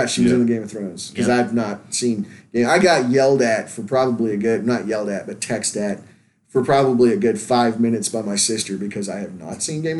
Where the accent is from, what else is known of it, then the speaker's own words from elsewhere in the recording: Louisiana, United States; I want to watch it just because it's in my home state.